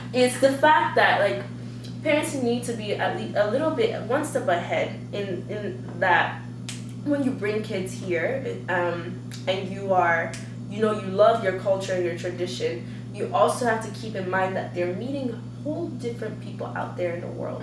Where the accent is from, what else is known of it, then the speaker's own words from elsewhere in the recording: Calgary, Alberta, Canada; also born or lived in Nigeria / United States; now in Vancouver, Canada; when I grew up in Calgary